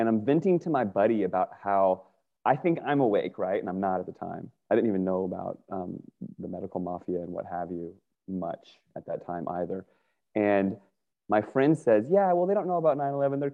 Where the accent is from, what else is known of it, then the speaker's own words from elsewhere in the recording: Northern Virginia, United States; I grew up in Northern Virginia